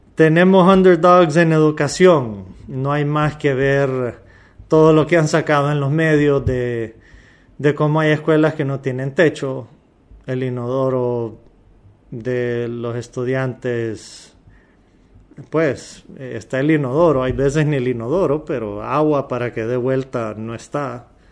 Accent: Honduras; como hondureños

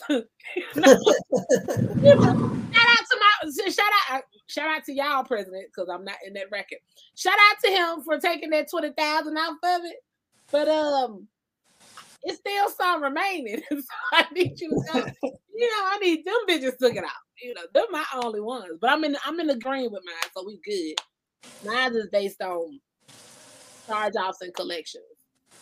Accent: Georgia, United States; now in California, United States; I'm originally from Georgia. So I have people back home

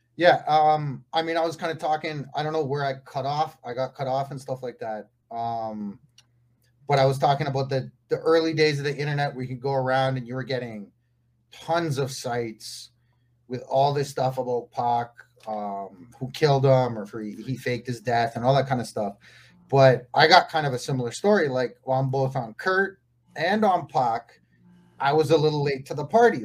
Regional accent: Canada; now in Mexico; I'm Canadian, born and raised in Canada. I uh, live in Mexico now

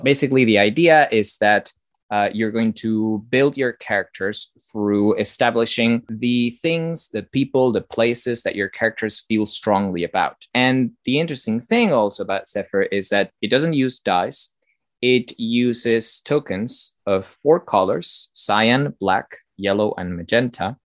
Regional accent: Argentina; I'm from Argentina

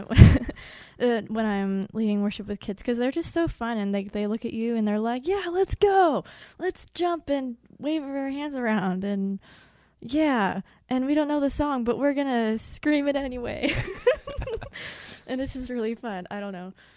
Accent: Edwardsville, Illinois, United States; I'm from Edwardsville, Illinois.

